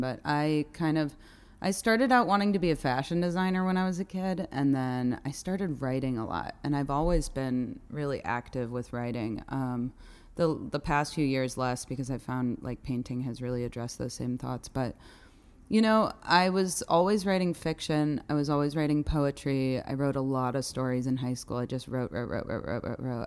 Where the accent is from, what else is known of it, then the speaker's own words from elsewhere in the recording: Evanston, Illinois, United States; moved away as an adult; also born or lived in Chicago; now in New York City, United States; I grew up in Evanston, Illinois